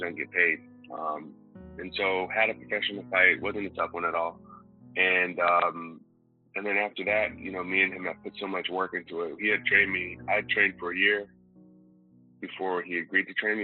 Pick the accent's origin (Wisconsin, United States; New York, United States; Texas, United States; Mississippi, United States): Texas, United States; Houston; I'm from Houston, Texas